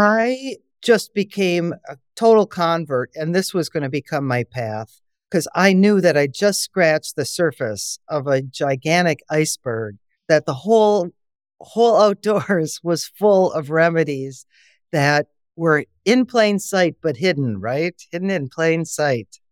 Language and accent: English; Wisconsin, United States; my background is I'm from Wisconsin